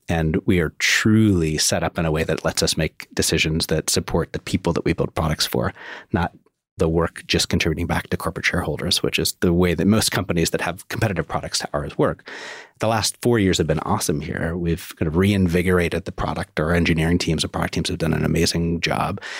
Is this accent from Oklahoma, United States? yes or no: no; Oregon, United States; I grew up in Oregon